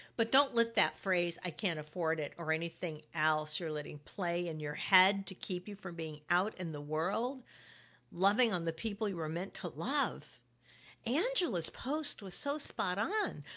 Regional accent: California, United States; now in Hudson Valley, New York, United States; my home state where my daughter, family, and friends are

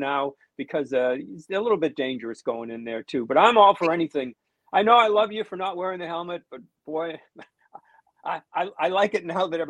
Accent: United States; I know I'm American.

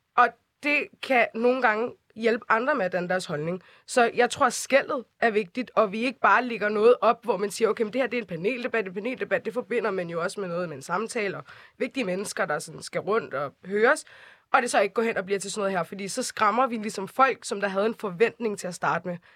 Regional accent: Copenhagen, Capital Region of Denmark, Denmark; jeg er vokset op i Nordvest

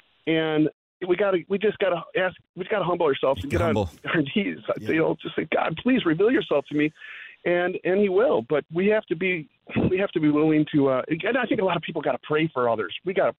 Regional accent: Wheeling, Illinois, United States; those seeds that have been planted growing up in Wheeling, Illinois, hearing the gospel here and there

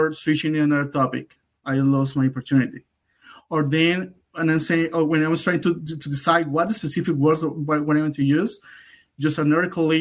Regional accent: Colombia; first language Spanish; English is a second language; moved away as an adult; now in United States; I'm from Colombia. My native language is Spanish. But I have been living in the States for the last 3 years.

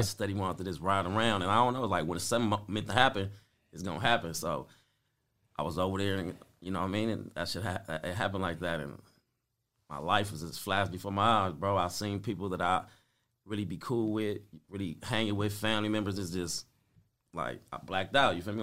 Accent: Compton, California, United States; growing up on Spruce, being in Compton

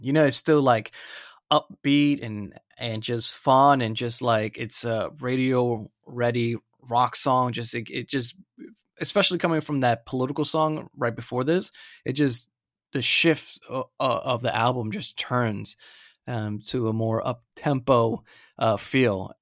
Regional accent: Central Florida, United States; moved away; I'm originally from Florida

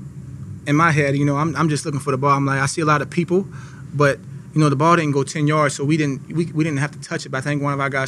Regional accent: New Orleans, Louisiana, United States; moved away; I'm from New Orleans

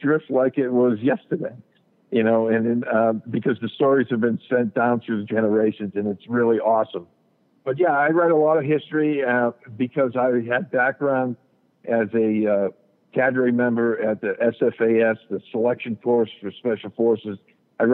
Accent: New England, United States; we have a local cable television station here in my hometown

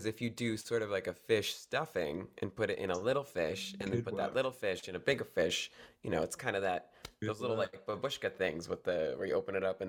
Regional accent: New Jersey, United States; now in Connecticut, United States; I grew up here in New Jersey in the United States. And now I'm in Connecticut

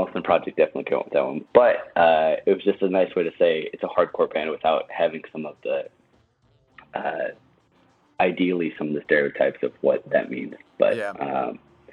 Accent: Wisconsin, United States; moved away as an adult; also born or lived in Milwaukee; now in Chicago, United States; I am from Wisconsin originally

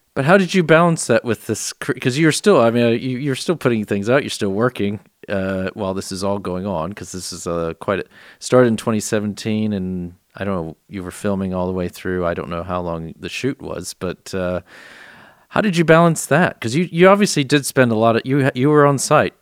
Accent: San Antonio, Texas, United States; I was born and raised in San Antonio

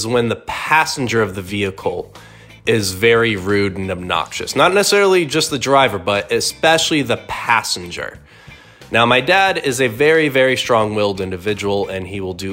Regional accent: Tucson, Arizona, United States; I was born and raised in Tucson

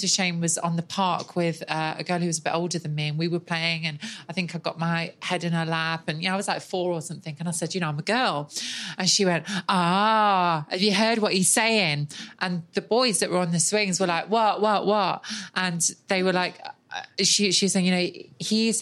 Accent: Nottingham, East Midlands, United Kingdom; I grew up in Nottingham on a council estate

